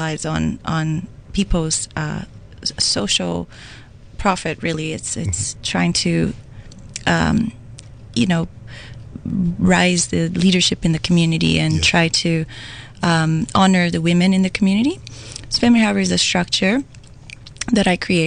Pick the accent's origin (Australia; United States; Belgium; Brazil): Brazil; moved away as an adult; now in Waterloo Region, Canada; I am also an immigrant. I come from Brazil. I came to Canada about 17 years ago